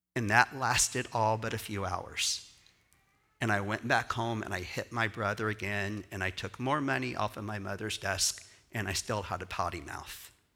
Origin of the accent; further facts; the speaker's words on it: Houston, Texas, United States; I'm from Texas.